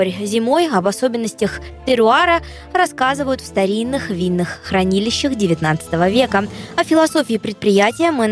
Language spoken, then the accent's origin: Russian; Ural, Russia; Мы уже все побережье объездили сами мы с Урала.